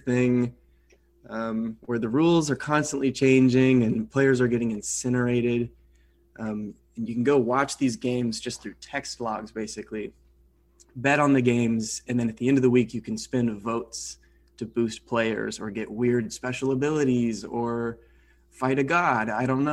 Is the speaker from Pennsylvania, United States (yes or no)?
no; Manhattan, Kansas, United States; moved away as an adult; also born or lived in Los Angeles, California; I grew up in Manhattan, and then I went out to school at USC in Los Angeles. Lived in LA for 10 years.